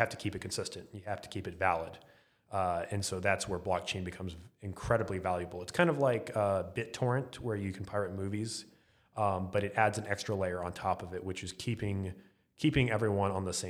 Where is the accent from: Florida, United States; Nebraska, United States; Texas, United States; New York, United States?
Texas, United States; Arlington; Arlington, Texas. Right outside of Dallas, right next to the Cowboys Stadium, Ranger Stadium, and now Esports Stadium.